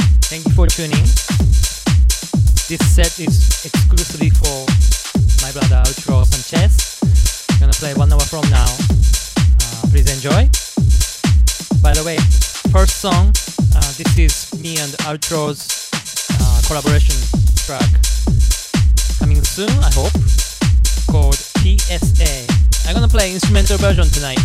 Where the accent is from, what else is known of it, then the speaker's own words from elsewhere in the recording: Japan; English is a second language; now in New York City, United States; I'm from Japan, I'm Japanese